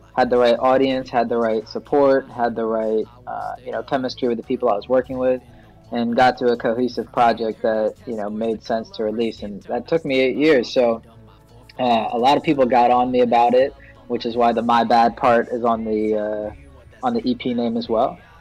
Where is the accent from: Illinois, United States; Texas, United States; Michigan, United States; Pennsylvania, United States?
Pennsylvania, United States; Philadelphia area; also born or lived in Pittsburgh; I pretty much spent my entire life in the Philadelphia area